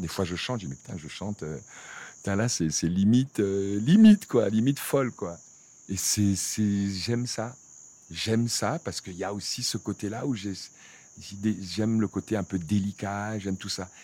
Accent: Cameroon; moved away; also born or lived in France; je viens de, d'un petit village euh, du Cameroun

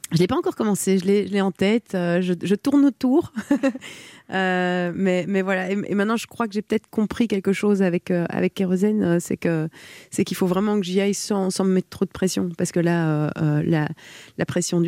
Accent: Belgium; je suis belge

